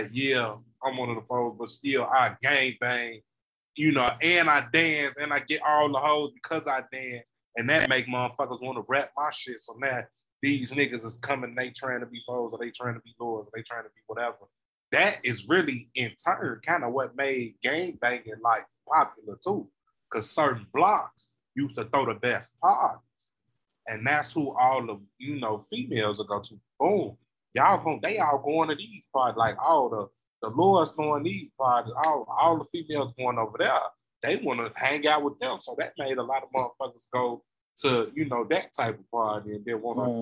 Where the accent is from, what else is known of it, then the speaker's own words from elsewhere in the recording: Chicago, Illinois, United States; I'm from Austin.